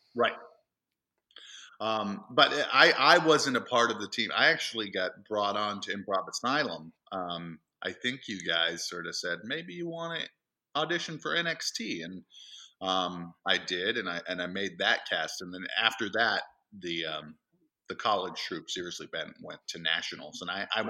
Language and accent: English; East Templeton, Massachusetts, United States; I grew up in central Massachusetts